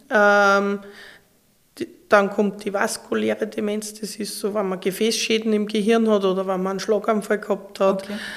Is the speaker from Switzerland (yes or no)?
no; Linz, Upper Austria, Austria; also born or lived in Graz; ich bin eine Oberösterreicherin, ja. eine Linzerin.